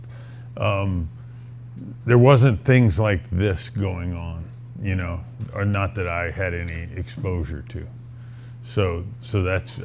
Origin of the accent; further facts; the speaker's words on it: Texas, United States; moved away as an adult; also born or lived in Northern California; So my wife grew up in Texas and I grew up in Texas and all our families here